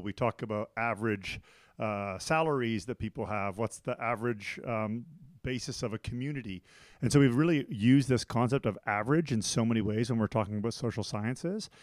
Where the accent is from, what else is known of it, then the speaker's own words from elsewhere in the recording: Canada; moved away as an adult; also born or lived in Taiwan / United States / Thailand / Beijing, China; now in Switzerland; I'm originally from Canada